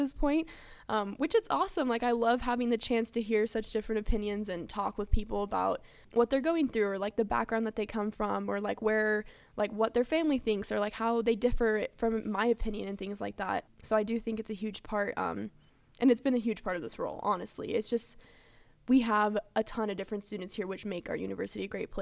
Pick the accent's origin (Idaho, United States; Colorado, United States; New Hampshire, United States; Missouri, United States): Idaho, United States; Coeur d'Alene; also born or lived in California; I'm actually originally from California, but I moved to Idaho for fourth grade and on.